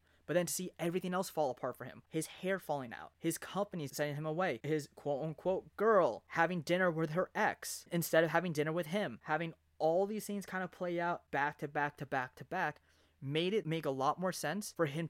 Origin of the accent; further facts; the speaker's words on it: New Jersey, United States; me growing up in Jersey